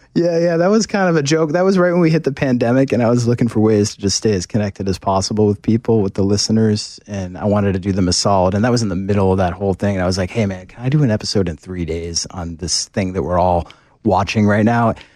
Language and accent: English; Boston, Massachusetts, United States; I'm from Boston